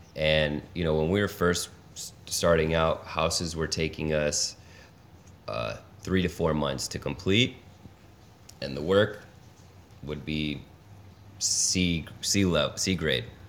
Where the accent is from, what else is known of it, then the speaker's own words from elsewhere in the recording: Los Angeles, California, United States; moved away as an adult; now in Detroit, United States; originally born and raised in Los Angeles